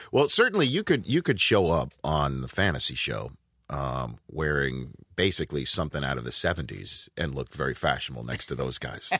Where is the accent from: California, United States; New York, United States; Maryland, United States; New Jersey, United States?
New York, United States; I'm a New Yorker